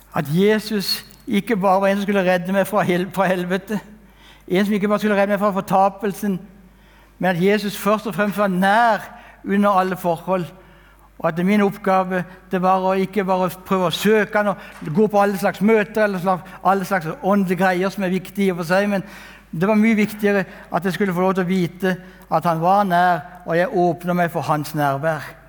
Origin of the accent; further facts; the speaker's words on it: Kristiansand, Agder, Norway; Jeg er født og oppvokst i Kristiansand